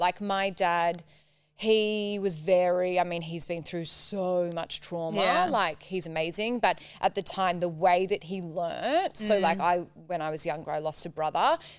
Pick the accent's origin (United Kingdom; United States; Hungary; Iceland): United Kingdom; Cheltenham, South West England; born or raised there